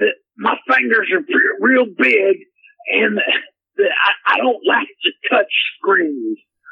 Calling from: Odessa, Texas, United States; I'm calling from Odessa, Texas, and I just wanted to say to all my fans out there, hey, hook 'em horns from the Texas terrorists.

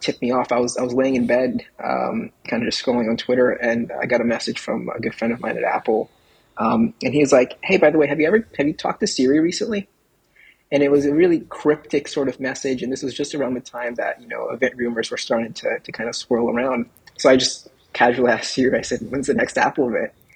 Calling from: Saudi Arabia; I'm calling in from Saudi Arabia.

